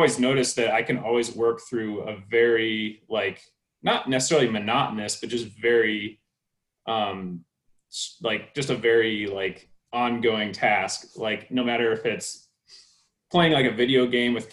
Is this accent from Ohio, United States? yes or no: no; Iowa, United States; When I was a kid, I grew up in Iowa, where it's like flat and cornfields and there's no mountains.